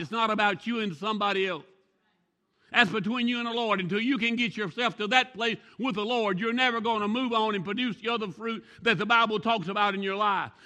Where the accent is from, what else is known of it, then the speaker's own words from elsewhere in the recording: the South, United States; now in Arbuckle, United States; I'm from the South. It's almonds to me.